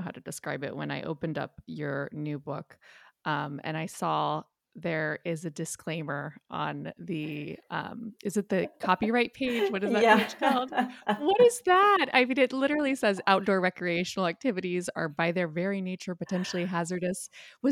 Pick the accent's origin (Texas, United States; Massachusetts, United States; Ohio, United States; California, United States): Ohio, United States; now in New York, United States; I grew up in Ohio, so not far from Indiana